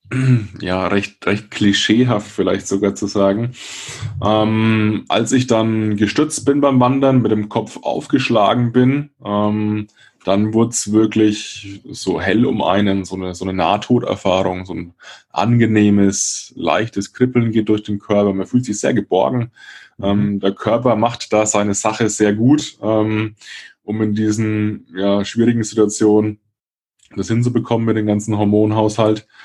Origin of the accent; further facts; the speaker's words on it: Würzburg, Bavaria, Germany; Franken, aus Würzburg, um genau zu sein.